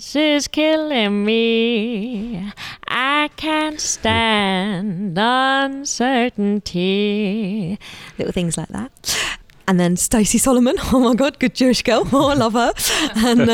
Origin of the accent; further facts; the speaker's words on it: Aldbury, East of England, United Kingdom; also born or lived in Edgware; when I was about 3 or 4, my parents moved out to a little village in Hertfordshire called Aldbury